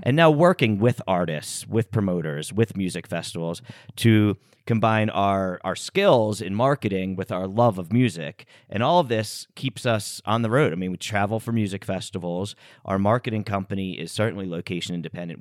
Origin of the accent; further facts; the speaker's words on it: United States; we grew up here in the States